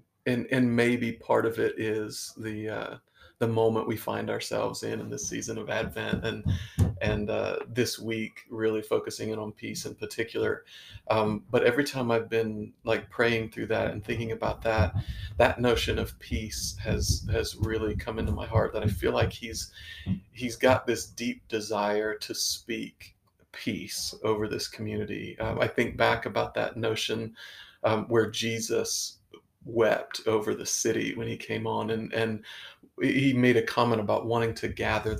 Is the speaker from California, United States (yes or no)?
no; Canal Winchester, Ohio, United States; moved away as an adult; also born or lived in Lancaster, Ohio / Pittsburgh; now in Chillicothe, United States; The places I grew up, I loved where I grew up in the Canal Winchester area